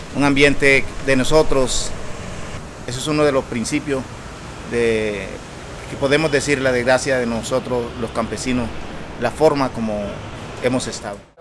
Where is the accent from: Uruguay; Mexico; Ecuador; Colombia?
Colombia; La Larga Tumaradó, Urabá; moved away; Vengo del Consejo Comunitario La Larga Tumaradó, territorio que fueron colonizados por nuestros padres desde hace muchas décadas y fuimos desplazados en los masivos del 96